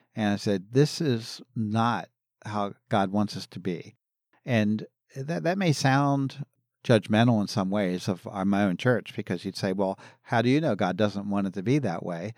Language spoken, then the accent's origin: English; Philadelphia, Pennsylvania, United States; I grew up in Philadelphia, the Philadelphia area